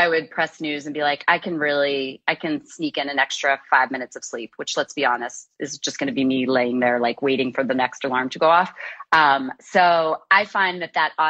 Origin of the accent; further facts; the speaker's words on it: Kansas City, United States; I grew up in the Midwest in Kansas City playing sports, basketball, tennis, and soccer.